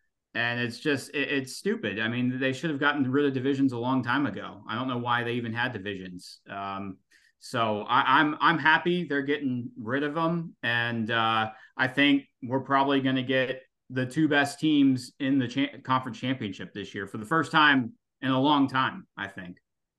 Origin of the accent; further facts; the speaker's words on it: Atlanta, Georgia, United States; I'm from Atlanta, Georgia